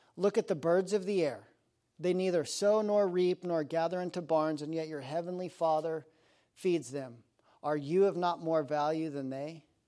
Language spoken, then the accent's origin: English; Aspen, Colorado, United States; I grew up in Aspen, Colorado